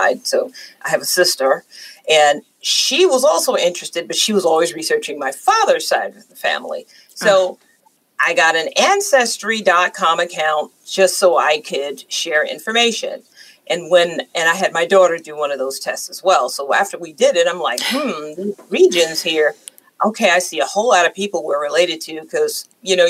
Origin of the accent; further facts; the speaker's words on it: New York, United States; now in the South, United States; I was born and raised in New York